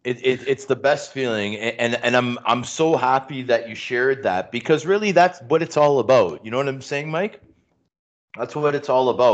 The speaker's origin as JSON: {"language": "English", "country": "Canada", "said": "you know, we're Canadian here."}